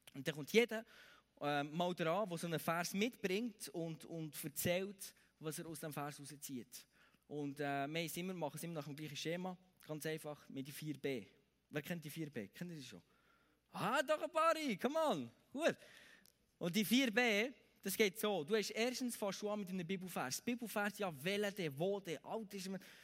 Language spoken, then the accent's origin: German; Bern, Switzerland; bei uns in Bern